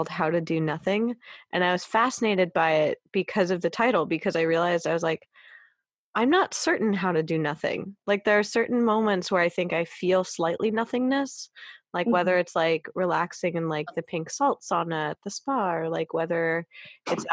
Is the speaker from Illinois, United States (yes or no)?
no; California, United States; also born or lived in Los Angeles; I'm very spoiled in LA. I am that Californian